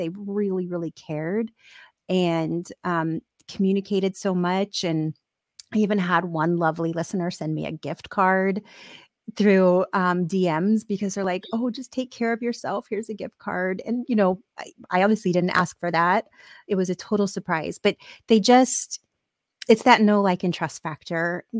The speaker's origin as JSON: {"language": "English", "country": "Ireland", "said": "I'm Irish, so all my emotions show in my skin."}